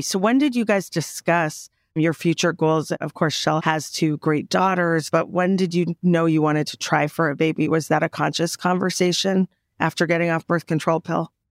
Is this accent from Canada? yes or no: yes; Canada; moved away; I'm the Canadian, I'm the first generation Canadian with the European upbringing